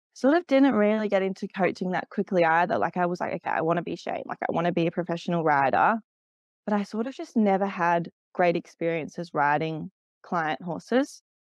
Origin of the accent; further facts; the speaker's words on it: Canberra, Australian Capital Territory, Australia; moved away as an adult; also born or lived in Sydney; I grew up in Canberra